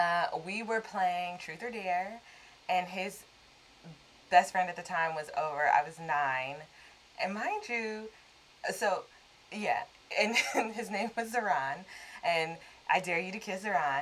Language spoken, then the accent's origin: English; Los Angeles, California, United States; moved away as an adult; now in New York, United States; In case you don't know, we live in New York. We live and work in New York, but we are both born and raised in Los Angeles. And so during this quarantine time of safer at home, we're in LA and living in my parents' house.